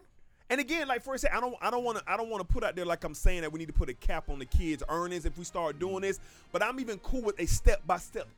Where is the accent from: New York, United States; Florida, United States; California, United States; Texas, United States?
Florida, United States; Miami Gardens; moved away as an adult; also born or lived in Michigan; I'm from Miami.